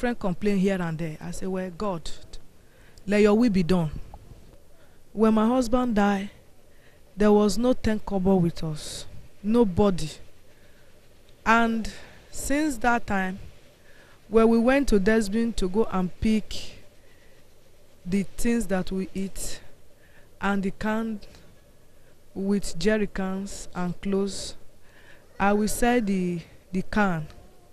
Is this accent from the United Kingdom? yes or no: no; Idah, Kogi, Nigeria; I'm from Kogi State, Ida.